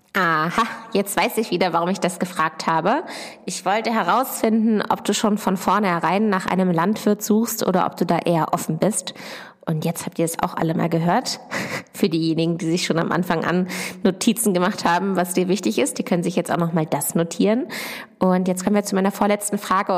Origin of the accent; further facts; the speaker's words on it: near Hanover, Lower Saxony, Germany; ich komme aus der Nähe von Hannover, aus der kleinen Ortschaft Dittacke. Dort bin ich auf einem landwirtschaftlichen Betrieb aufgewachsen